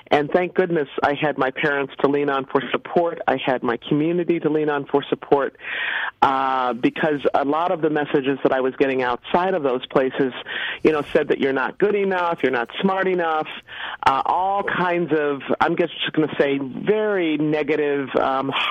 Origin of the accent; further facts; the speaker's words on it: United States; moved away as an adult; also born or lived in Mississippi, United States / Detroit, Michigan, United States; now in West Coast, United States; I was born in a very small little town in rural Mississippi. And from there, my family moved from the South to Detroit, Michigan. And so I grew up partly in the South and partly in the North